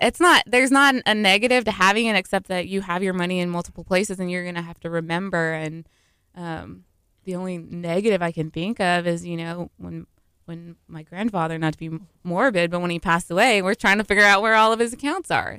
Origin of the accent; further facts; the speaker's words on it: Seabrook, Texas, United States; moved away as an adult; also born or lived in Austin, Texas; I grew up in Seabrook.